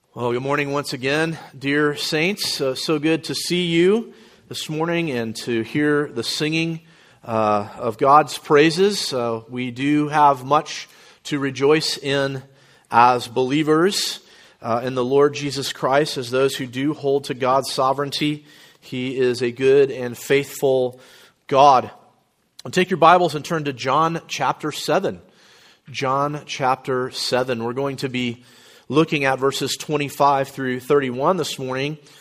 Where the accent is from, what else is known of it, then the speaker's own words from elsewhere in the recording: Florida, United States; moved away; also born or lived in New Orleans, Louisiana / Midwest; my parents moved back to Florida, where they were from. And so I grew up very much a, a Floridian